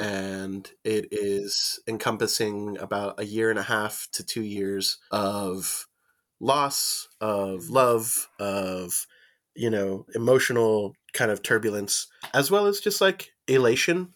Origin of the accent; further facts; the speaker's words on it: Mesa, Arizona, United States; moved away as an adult; also born or lived in Phoenix, Arizona / Fountain Hills, Arizona; now in Tucson, United States; I was born in Mesa, Arizona, and then I grew up predominantly in the, in the city of Mesa, South Phoenix